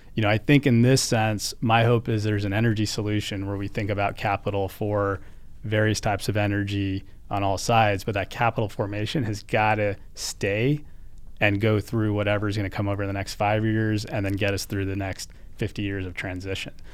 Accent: United States; as an American

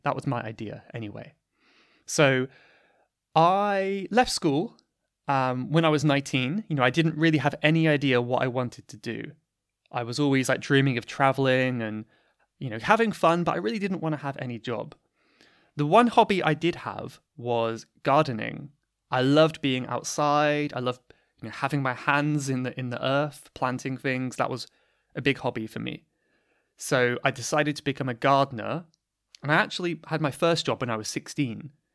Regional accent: United Kingdom; accent: British; this is basically my natural British accent

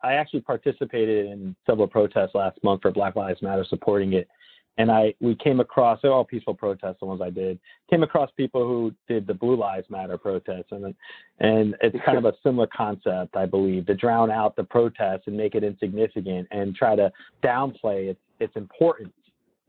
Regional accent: New Jersey, United States; moved away; I'm from New Jersey originally.

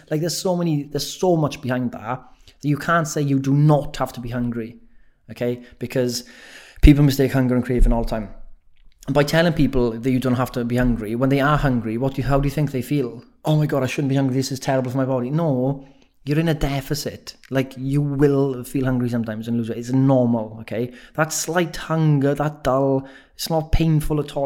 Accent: Wales, United Kingdom; accent: Welsh; moved away; I have been told my accent's gone extra Welsh since I've been back in Wales

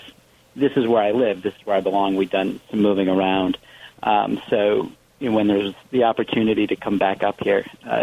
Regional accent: Michigan, United States; Well, I mean, this is home, Hugh. I'm from Michigan

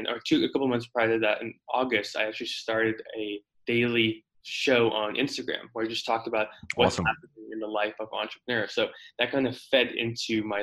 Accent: South Africa; also born or lived in Houston, United States; now in Phoenix, United States; So originally I was born in South Africa. My ancestors been there for tens of thousands of years, a couple hundred years. But in 07, December of 07, my family immigrated to the States, lived in Houston for a couple of years

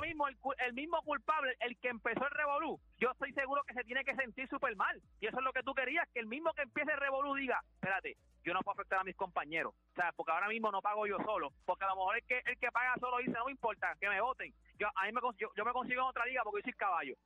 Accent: Puerto Rico; somos todos puertorriqueños

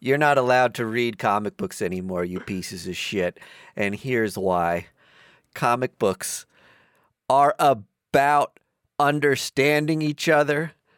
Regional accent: East Coast, United States; we're from the East Coast

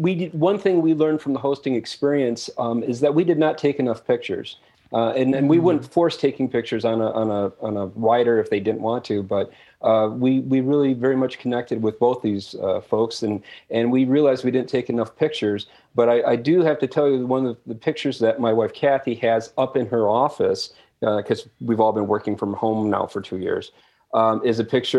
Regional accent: Michigan, United States; I grew up in Michigan, and I'm in my mid-50s.

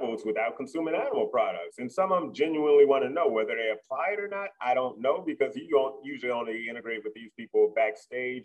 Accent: Midwest, United States; moved away; I'm from the Midwest, meat and potato country

